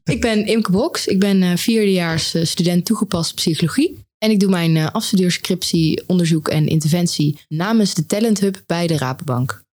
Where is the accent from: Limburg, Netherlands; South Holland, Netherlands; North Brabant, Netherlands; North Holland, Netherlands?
North Brabant, Netherlands; Oss; moved away as an adult; now in Eindhoven, Netherlands; Ik kom oorspronkelijk uit Os